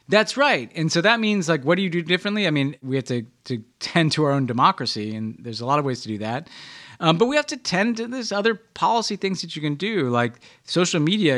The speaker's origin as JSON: {"language": "English", "region": "New York", "country": "United States", "said": "I'm a New Yorker"}